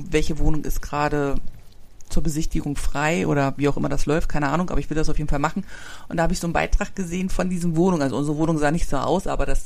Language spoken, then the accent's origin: German; East Germany, Germany; also ich komme aus der DDR und den gibt's ja nicht mehr.